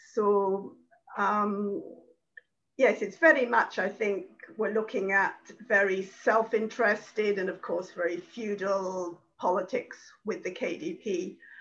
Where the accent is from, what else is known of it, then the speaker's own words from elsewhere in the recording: United Kingdom; being British